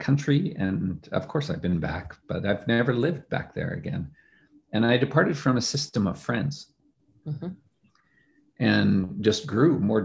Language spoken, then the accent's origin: English; Edmonton, Alberta, Canada; moved away as an adult; I left Canada, where I grew up. I left my hometown of Edmonton